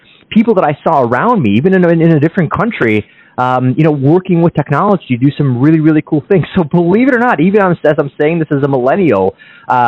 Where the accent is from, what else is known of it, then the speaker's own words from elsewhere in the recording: Kyiv, Ukraine; now in United States; I was born in Kiev, Ukraine, and we came to the States in the early 90s